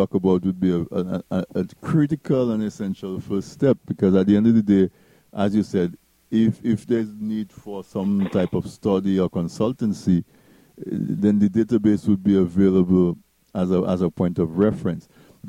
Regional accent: Dominica; moved away; I grew up in Dominica. I'm from the east coast of Dominica, so I'm a village boy.

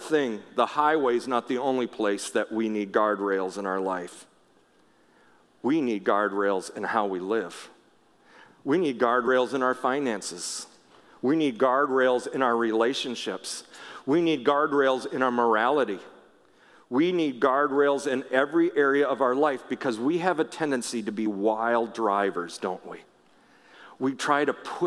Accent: Minnesota, United States; I grew up in Minnesota, but a lot of our family lived out in Washington State

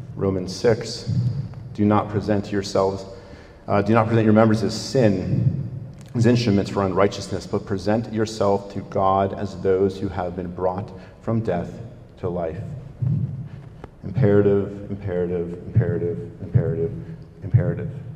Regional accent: United States; as an American

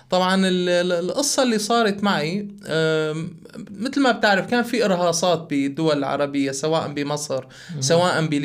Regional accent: Aleppo Governorate, Syria; accent: Aleppan; also born or lived in Daraa; كوني انا ماني من حلب يعني يمكن لهجتي حلبيه تطلع من عندي كلمه ولكن الاصل من درعا

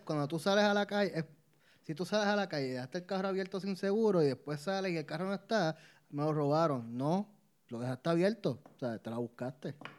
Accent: Puerto Rico; soy boricua

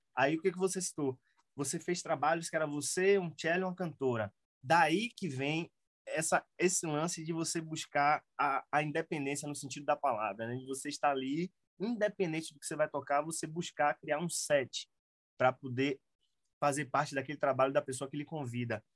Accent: Salvador, Bahia, Brazil; moved away as an adult; eu nasci em Salvador, morei em Salvador, e fui morar no interior, lá no Recôncavo da Bahia

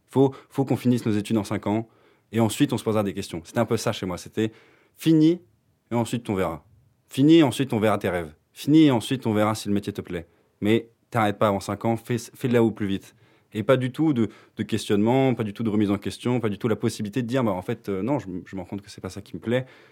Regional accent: France; moved away as an adult; now in Belgium; je viens de France et euh, je suis parti en Belgique pour euh, faire kiné

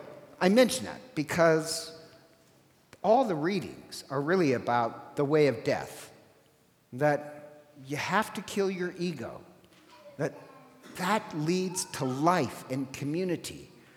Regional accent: Ireland; I'm Irish, and in Gaelic, we don't have a word for sober

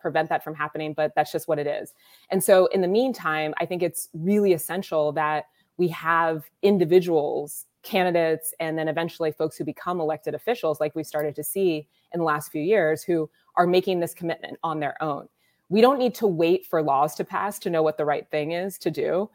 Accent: Columbus, Ohio, United States; So I am originally from Columbus, Ohio, which is where I am now. I was born at the Ohio State University Hospital

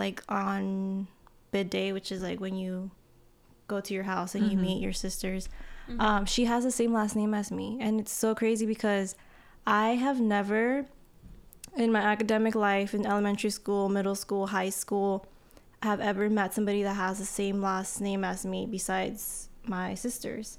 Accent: Corona, California, United States; moved away as an adult; also born or lived in Santa Ana, California; now in San Diego, United States; I'm from Santa Ana, but I grew up in Corona, Norco area

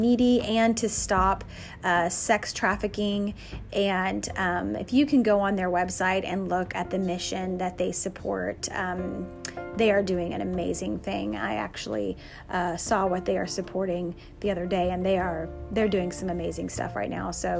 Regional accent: South Texas, United States; now in Pennsylvania, United States; I grew up on a border town in South Texas where we swam on Christmas Day most of the time

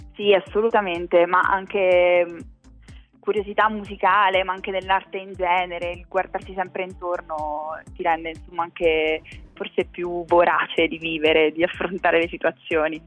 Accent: Pescara, Abruzzo, Italy; moved away; io sono nata e cresciuta in Abruzzo, a Pescara

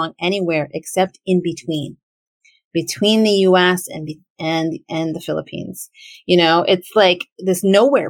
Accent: United States; I am as a Filipina American who is an American born person, born to immigrant parents

